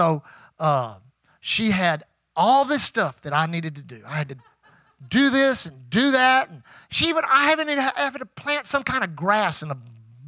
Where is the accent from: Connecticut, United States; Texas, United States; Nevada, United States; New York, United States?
Texas, United States; Houston; I grew up here in Houston.